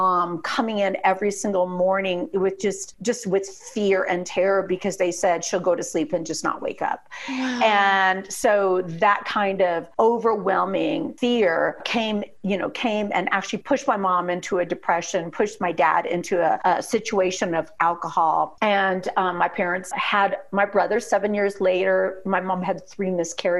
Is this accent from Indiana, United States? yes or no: yes; Indiana, United States; also born or lived in Arizona; I'm from Indiana